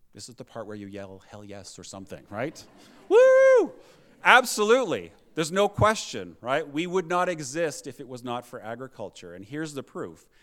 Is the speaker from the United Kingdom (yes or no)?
yes; United Kingdom; now in Lethbridge, Canada; I was born in the U K. I'm a Canadian citizen, but I still have a European passport